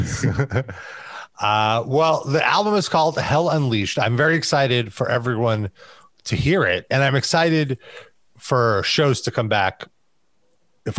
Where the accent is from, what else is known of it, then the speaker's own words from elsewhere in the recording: United States; as an American